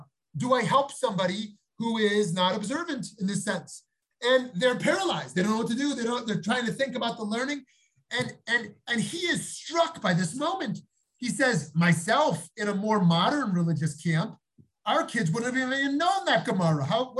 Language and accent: English; New York, United States; moved away as an adult; now in Jerusalem, Israel; A couple of years ago, after we moved to Yerushalayim from New York, I was once walking with my family in the Beit Yisrael neighborhood